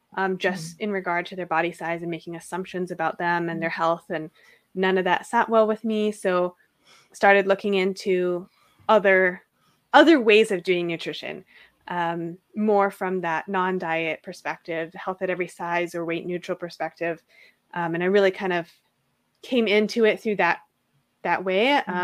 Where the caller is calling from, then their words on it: Seattle, Washington, United States; And I'm coming from Seattle.